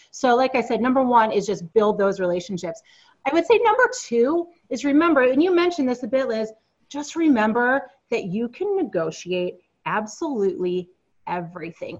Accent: East Coast, United States; moved away as an adult; also born or lived in Silicon Valley; we moved back to the East Coast since we're both originally from the East Coast.

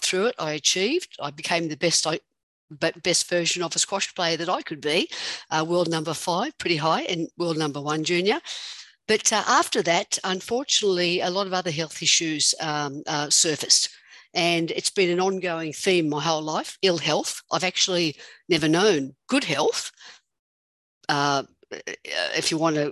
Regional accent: Australia; now in United States; I'm an Australian living somewhere in America.

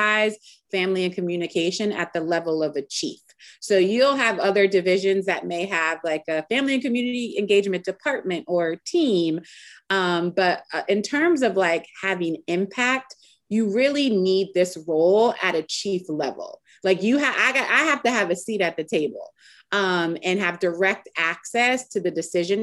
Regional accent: Springfield, Massachusetts, United States; moved away as an adult; now in Richmond, United States; I'm originally from Springfield, Massachusetts. So I'm a New Englander.

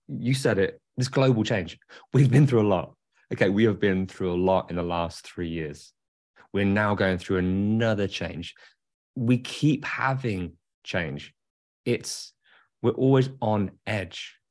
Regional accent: England, United Kingdom; I'm English.

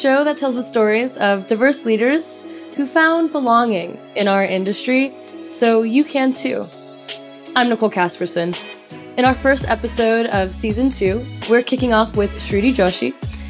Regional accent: California, United States; also born or lived in Texas; now in New York, United States; I was born and raised in California, then I moved to Texas, and then now I live in New York, and I have a Filipino mom who immigrated from the Philippines to the States, and then, you know, dad from LA.

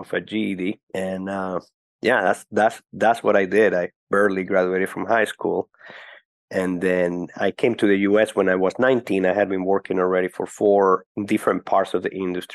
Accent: Caracas, Capital District, Venezuela; moved away; I was born and grew up in Caracas, Venezuela.

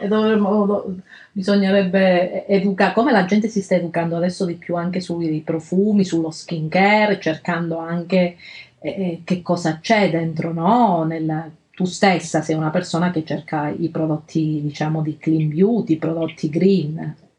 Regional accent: Calabria, Italy; nella nostra terra, la Calabria, perché io e Alessia siamo calabresi

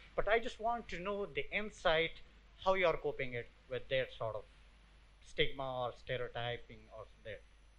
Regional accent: Swat, Khyber Pakhtunkhwa, Pakistan; I'm from Swat, Pakistan.

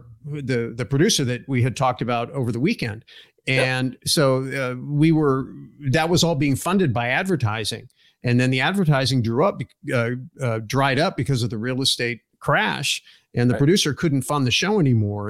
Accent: Silicon Valley, California, United States; moved away as an adult; now in Arizona, United States; I was born in Silicon Valley

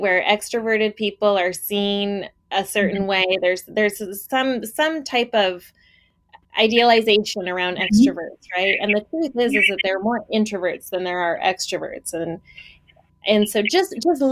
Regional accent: Portland, United States; I'm from Portland

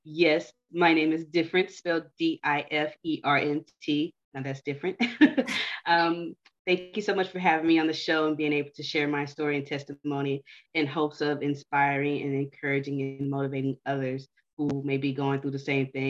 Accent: Houston, Texas, United States; I'm from Houston

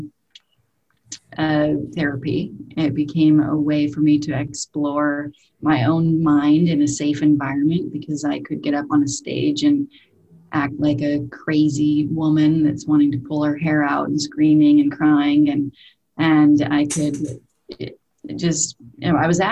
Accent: Salt Lake City, Utah, United States; I was raised in Salt Lake City, Utah

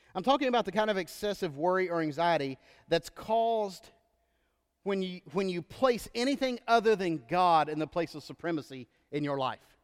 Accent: Texas, United States; moved away; growing up in Texas was weird until I lived in other states

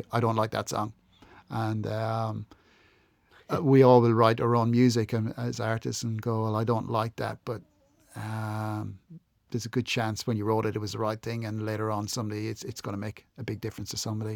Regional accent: Ireland; moved away as an adult; also born or lived in Adelaide, Australia; now in Melbourne, Australia; I'm Irish and I'm from the Republic, so the south of Ireland

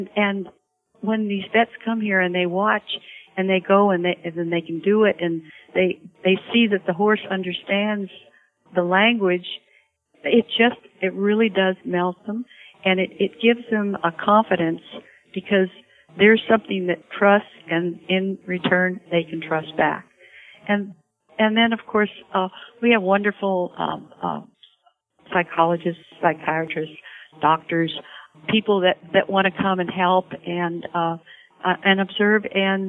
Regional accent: Salinas, California, United States; I was raised in Salinas

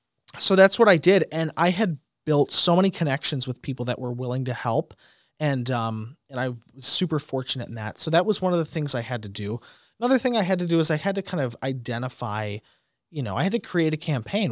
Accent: De Pere, Wisconsin, United States; This is the district I grew up in. Mm-hmm. I mean, you know, I was raised on South Michigan Street.

